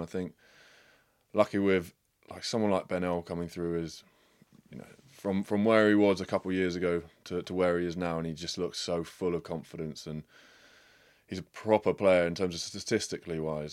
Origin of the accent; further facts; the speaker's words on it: England, United Kingdom; an English guy